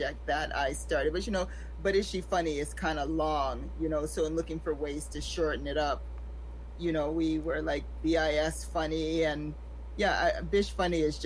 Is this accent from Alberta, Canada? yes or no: no; Toronto, Ontario, Canada; also born or lived in Saint Vincent and the Grenadines; I'm from Toronto, Canada, and by originally meaning that I'm simply born here